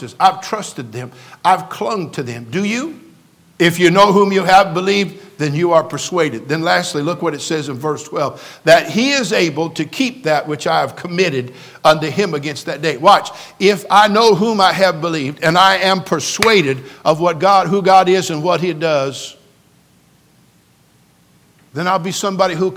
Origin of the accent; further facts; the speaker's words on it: California, United States; I'm a native Californian, born and raised in California. I love my state